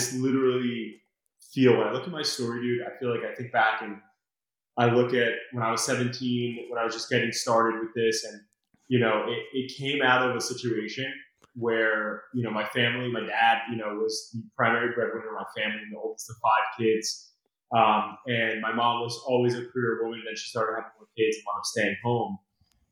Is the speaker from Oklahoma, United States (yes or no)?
no; Brick, New Jersey, United States; I grew up in Brick down the shore here